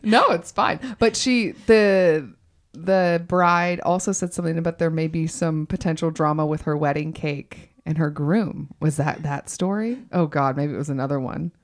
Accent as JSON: {"language": "English", "region": "the South", "country": "United States", "tie": "born or raised there", "also_born_or_lived": "New York City / Los Angeles", "moved": "as an adult", "said": "I grew up in the South"}